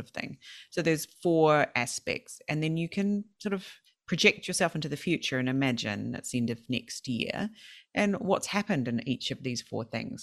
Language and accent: English; South Island, New Zealand; moved away as an adult; also born or lived in Sweden; now in Japan; I've always went to play golf with my family when I was growing up in the South Island